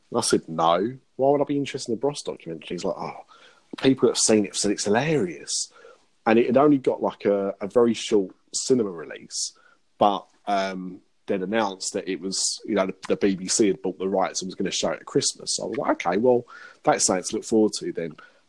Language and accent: English; London, United Kingdom; I'm from London. I'm all about London. Black cabs, London Bridge.